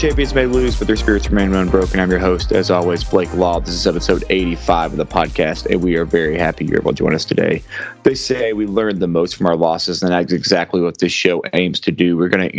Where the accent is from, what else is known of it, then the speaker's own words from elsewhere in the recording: Arkansas, United States; my home state of Arkansas.